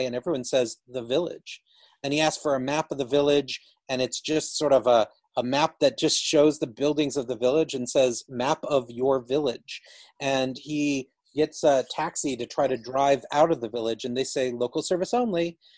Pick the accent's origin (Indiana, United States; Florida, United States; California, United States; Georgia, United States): Georgia, United States; I grew up in Georgia